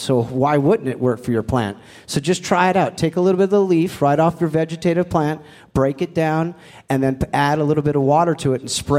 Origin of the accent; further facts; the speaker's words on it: Gig Harbor, Washington, United States; I'm from Washington. I grew up in Gig Harbor